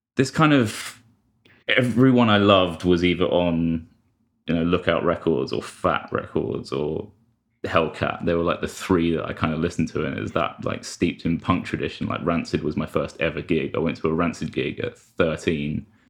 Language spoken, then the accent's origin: English; London, United Kingdom; I'm from London